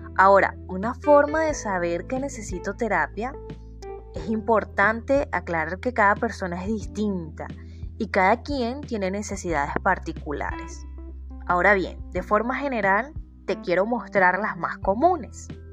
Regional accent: Venezuela; soy psicólogo venezolana viviendo en Venezuela

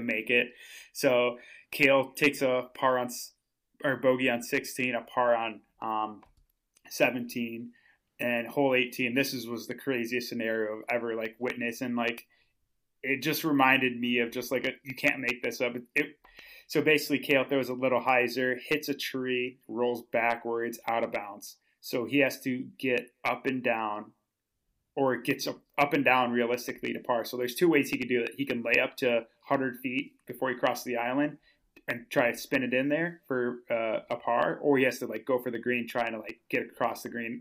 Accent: Minnesota, United States; moved away; I'm, I'm from Minnesota, so, like, that's where I used to live

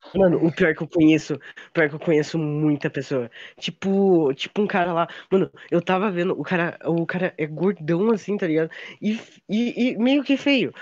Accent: South Region, Brazil; Eu e a Ayan somos sulistas

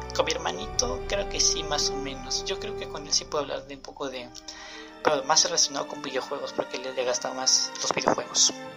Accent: Peru; mi país. En Perú

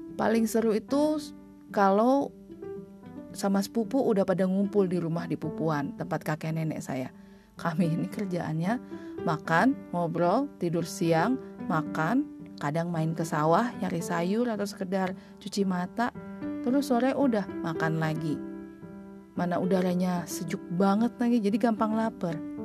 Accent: Bali, Indonesia; also born or lived in Bandung; lahir dan besar di Bali

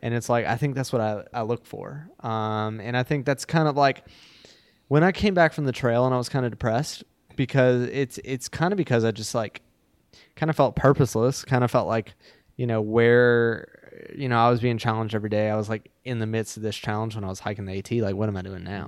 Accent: Baton Rouge, Louisiana, United States; I live, I live in Baton Rouge, Louisiana

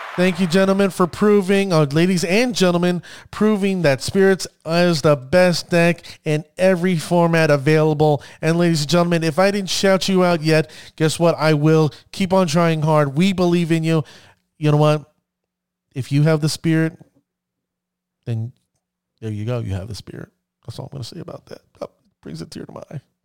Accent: United States; I'm an American

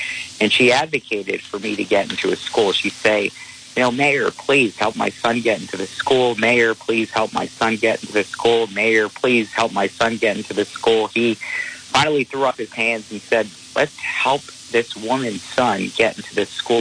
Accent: Providence, Rhode Island, United States; also born or lived in Minnesota; I'm one of the few candidates who was born and raised in Rhode Island in CD1

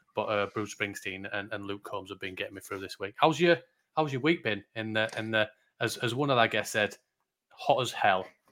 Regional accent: Yorkshire and the Humber, United Kingdom; I'm a Yorkshireman.

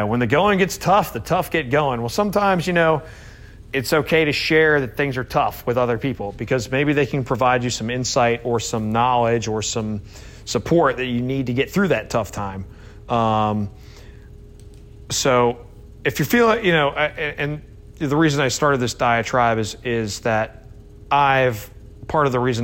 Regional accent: Scotland, United Kingdom; I'm Scottish

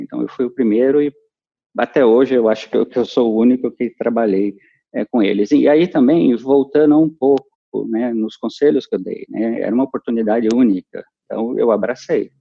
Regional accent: São Paulo, Brazil; sou paulistano

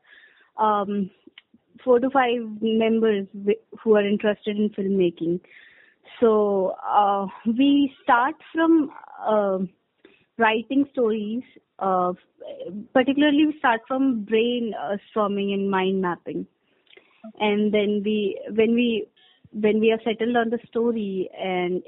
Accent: Chandigarh, India; I'm from Chandigarh.

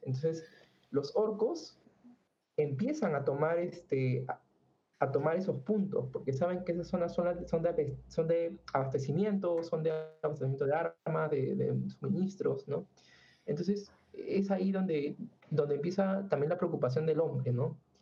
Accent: Peru; nosotros somos acá de Perú

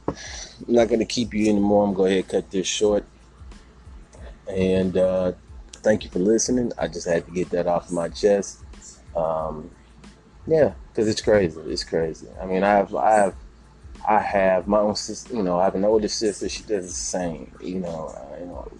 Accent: Houston, Texas, United States; moved away; my hometown in H-Town

